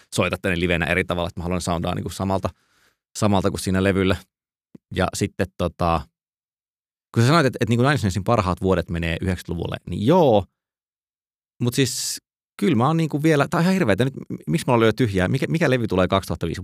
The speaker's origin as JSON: {"language": "Finnish", "town": "Joensuu", "region": "North Karelia", "country": "Finland", "said": "mä oon siis kotoisin Joensuusta"}